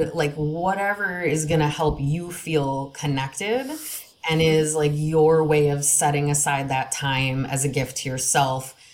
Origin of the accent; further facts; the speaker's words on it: Wisconsin, United States; now in Minnesota, United States; I grew up in Wisconsin